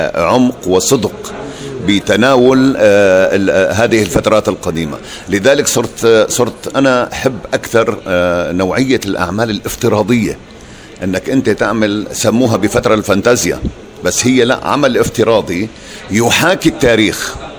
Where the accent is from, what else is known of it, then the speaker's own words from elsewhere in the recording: Damascus, Damascus Governorate, Syria; also born or lived in Southern Syria, village between Daraa and Suwayda; انا طفولتي كلها في دمشق